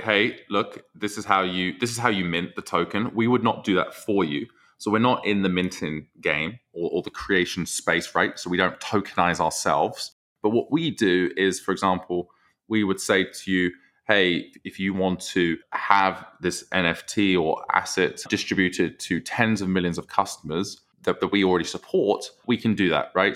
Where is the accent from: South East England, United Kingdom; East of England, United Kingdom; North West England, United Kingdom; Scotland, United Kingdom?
East of England, United Kingdom; Southend-on-Sea; accent: British; moved away as an adult; now in Chicago, United States; I grew up in South End, Essex. So that is, that is my hometown.